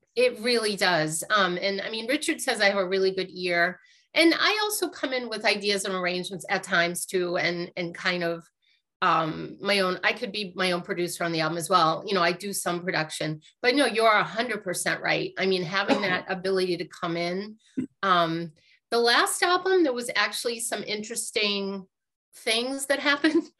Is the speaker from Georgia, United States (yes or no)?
no; Lowell, Massachusetts, United States; I grew up in Lowell, Massachusetts